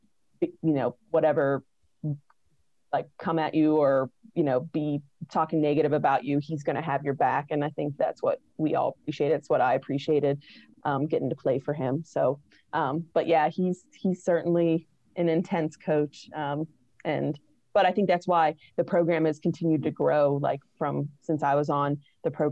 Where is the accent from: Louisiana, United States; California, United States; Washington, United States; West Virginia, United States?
West Virginia, United States; Weirton; I'm from West Virginia. I'm originally from Weirton, which is in like the northern part of the state.